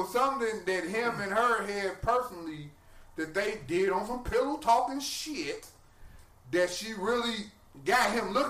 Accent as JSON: {"language": "English", "town": "Chicago", "region": "Illinois", "country": "United States", "said": "I'm from Chicago."}